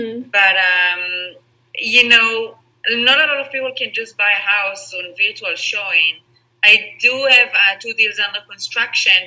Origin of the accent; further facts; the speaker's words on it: Israel; English is a second language; moved away as an adult; also born or lived in Spain / Singapore / Netherlands; now in Los Angeles, United States; So I'm from Israel. My mom is from Israel. My dad is from Holland, the Netherlands, but I grew up in Israel.